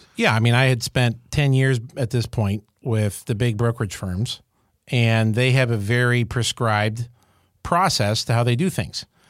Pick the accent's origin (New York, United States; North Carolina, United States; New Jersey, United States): New York, United States; Syracuse; I grew up in Syracuse, New York